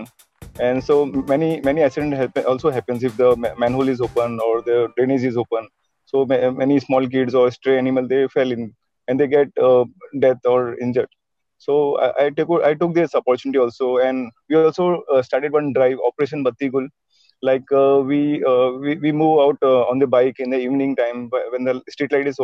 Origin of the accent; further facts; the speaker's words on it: Mumbai, Maharashtra, India; I've been born and brought up in Mumbai, India